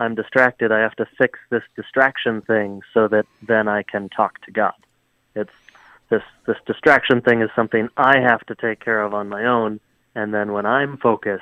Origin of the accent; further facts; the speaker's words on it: Hudson, Wisconsin, United States; I grew up in Hudson, Wisconsin